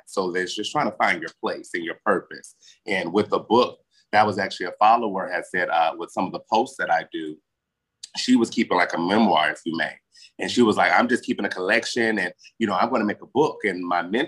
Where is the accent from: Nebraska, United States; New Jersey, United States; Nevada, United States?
Nevada, United States; Las Vegas; accent: southern draw; I'm born and raised